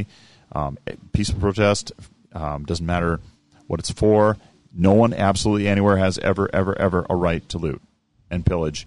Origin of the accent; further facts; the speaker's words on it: Sioux Falls, South Dakota, United States; where I'm from Sioux Falls